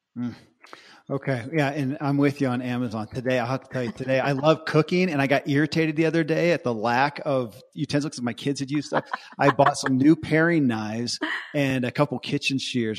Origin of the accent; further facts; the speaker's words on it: Bible Belt, the South, United States; I grew up in the Bible Belt